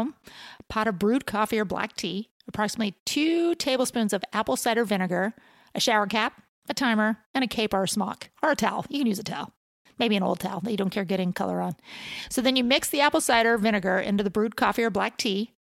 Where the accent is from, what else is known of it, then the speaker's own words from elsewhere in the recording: Huntington Beach, California, United States; I grew up in Huntington Beach